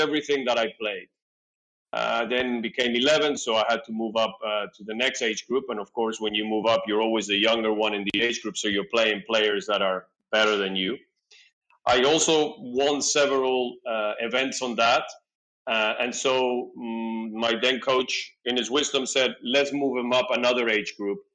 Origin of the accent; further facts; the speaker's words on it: Peru; now in Tel Aviv, Israel; I was born in South America, in Peru. I am the son of two Argentinian parents who happened to be in Peru working.